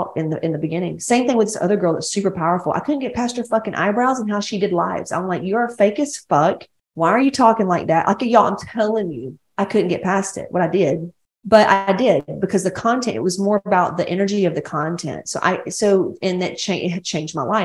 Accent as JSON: {"language": "English", "town": "Atlanta", "region": "Georgia", "country": "United States", "moved": "yes", "lives_now": "California, United States", "said": "I'm like from West Georgia, Atlanta."}